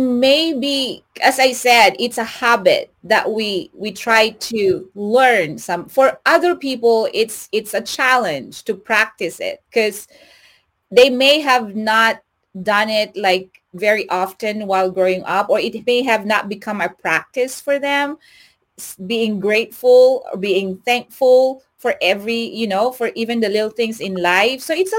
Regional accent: Lubbock, Texas, United States; now in Houston, United States; when I was new here in Houston, Texas, and of course I came from Lubbock, and it's like everywhere in Lubbock is like 15 minutes away, right?

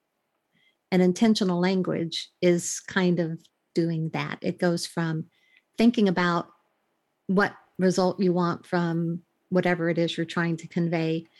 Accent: United States; moved away as an adult; now in United Kingdom; I'm in the UK right now, but I'm an American, and I'm also a Brit right now because I have my British citizenship. So, but I've been here for over 21 years.

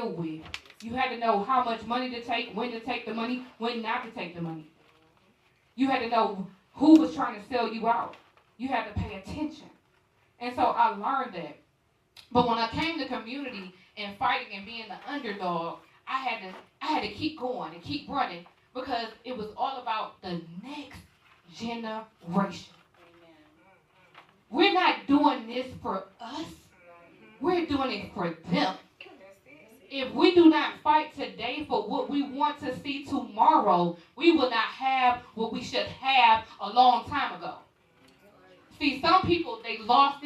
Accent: Detroit, Michigan, United States; moved away as an adult; I'm originally from Detroit, Michigan.

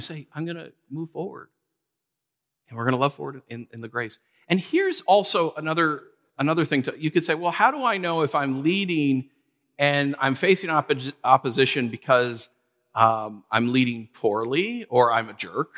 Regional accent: New York, United States; we're from New York

